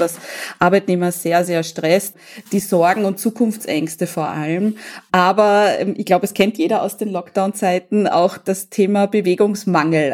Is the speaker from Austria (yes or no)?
yes; Austria; bei uns in Österreich